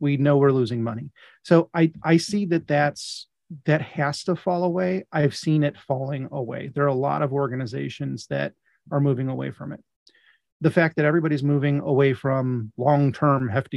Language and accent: English; Midwest, United States; I'm from the Midwest